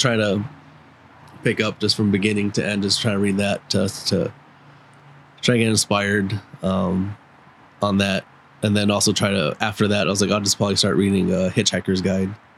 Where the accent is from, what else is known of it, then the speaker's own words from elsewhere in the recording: Upland, California, United States; my childhood home where I grew up in in Upland